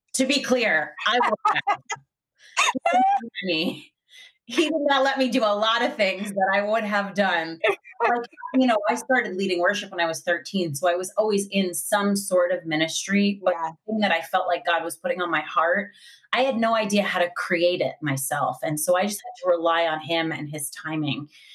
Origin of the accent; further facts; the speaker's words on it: Long Island, New York, United States; I grew up in Long Island